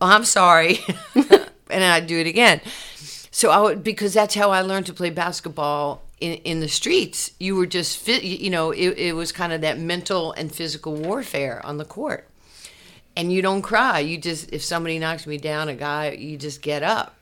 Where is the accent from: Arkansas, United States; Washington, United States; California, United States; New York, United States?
New York, United States; New York City; also born or lived in Brooklyn, New York; now in Dallas, United States; I was born in Brooklyn, grew up in Queens